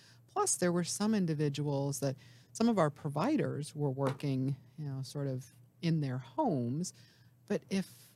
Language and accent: English; Ohio, United States; moved away as an adult; also born or lived in North Carolina; I spent most of my adult life in North Carolina and then came back home to Ohio about 10 years ago to see what was happening in my home state.